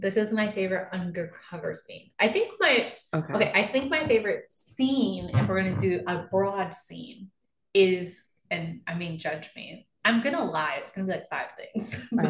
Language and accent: English; Yorktown, United States; I'm a NASCAR girl. I grew up in Yorktown.